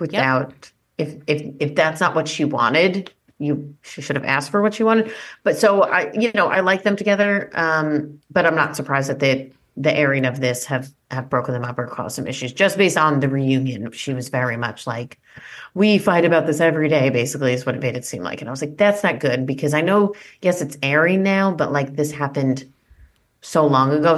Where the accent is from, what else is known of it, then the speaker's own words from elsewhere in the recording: East Coast, United States; another East Coast Jewish woman